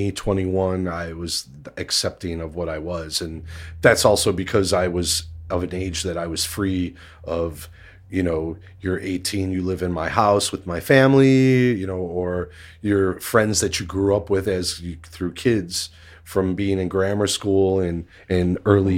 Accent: Chicago, Illinois, United States; I grew up in Bridgeport and in McKinley Park and over by Midway Airport

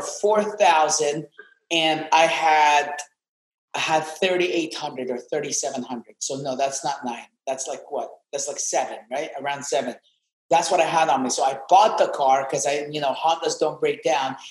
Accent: Amman, Amman Governorate, Jordan; English is a second language; moved away as an adult; also born or lived in Atlanta, Georgia / Ohio; now in Miami, United States; I'm from Amman, Jordan. That's where I was born.

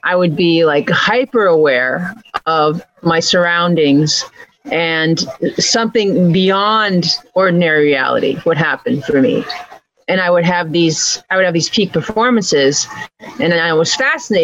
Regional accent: North Dakota, United States; I grew up in North Dakota

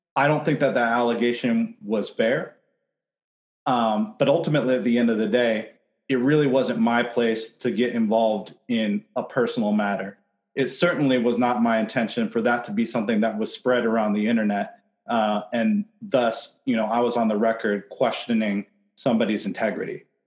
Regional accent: Seattle, Washington, United States; I'm from Seattle. I spent my entire career in advertising, ten years in Seattle

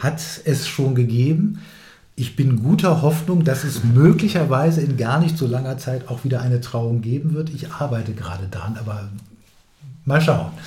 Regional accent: Hanover, Lower Saxony, Germany; also born or lived in Hildesheim; ich bin ja in Hannover aufgewachsen, in Hildesheim zwar geboren

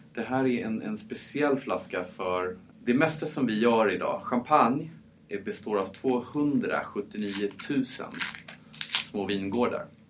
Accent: Paris, Île-de-France, France; first language French; Swedish is a second language; moved away; Född och uppvuxen i Frankrike

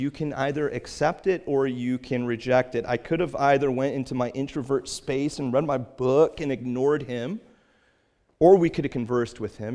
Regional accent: Cape Cod, Massachusetts, United States; I was from Cape Cod and that I'm a pastor there

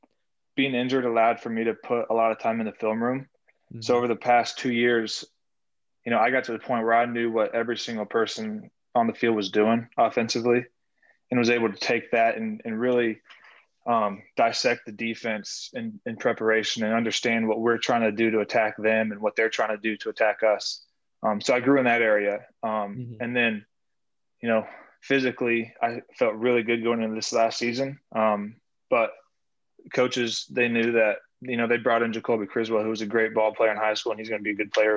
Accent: Norton, Kansas, United States; I'm from Norton, Kansas.

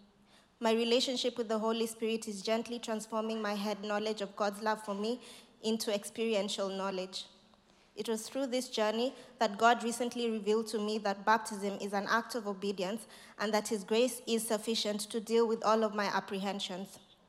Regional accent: Kenya; now in Nottingham, United Kingdom; I moved to Nottingham from Kenya to start my PhD.

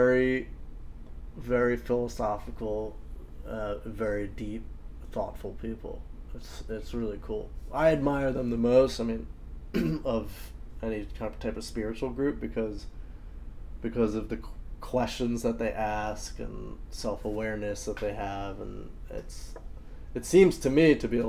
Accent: New York City, New York, United States; I'm from New York City

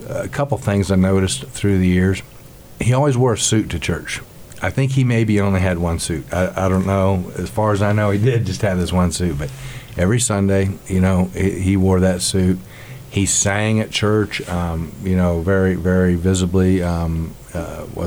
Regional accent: Great Bend, Kansas, United States; also born or lived in McPherson, Kansas; I was born actually in McPherson, and we lived on a farm, but I was child number eight, so I was at the tail end of that, and so we moved to Great Bend in 1966. So I was 4 years old. We moved to Great Bend, so I grew up my entire life in Great Bend.

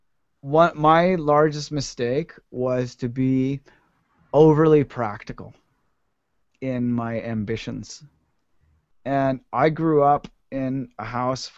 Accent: Ottawa, Ontario, Canada; moved away as an adult; now in United States; I grew up in Ottawa, which is not exactly like the crackinest music scene

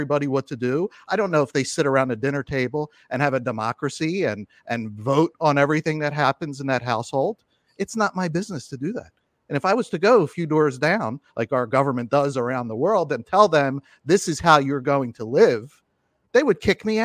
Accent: United States; I am an American

